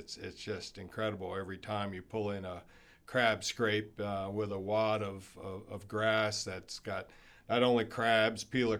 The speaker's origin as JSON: {"language": "English", "region": "Maryland", "country": "United States", "tie": "born or raised there", "said": "Well, I grew up on the Eastern Shore, and that inspired me to get a degree in environmental science."}